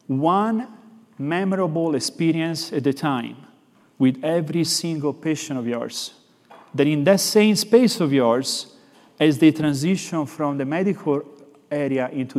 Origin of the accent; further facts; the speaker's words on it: Florence, Tuscany, Italy; accent: Italian; English is a second language; I'm actually from Florence, Italy, so I have this little bit of an accent